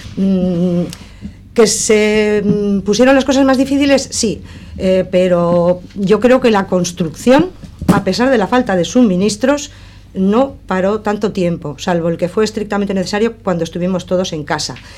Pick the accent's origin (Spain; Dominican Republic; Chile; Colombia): Spain; Sestao, Basque Country; soy de Sestao. Eh, nací en este pueblo